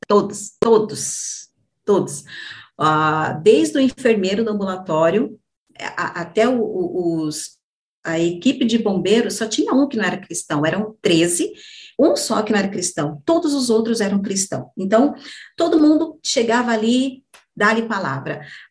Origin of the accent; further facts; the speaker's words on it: Brazil; tinha no bairro, né, onde, onde, onde eu cresci também, no Jardim Brasil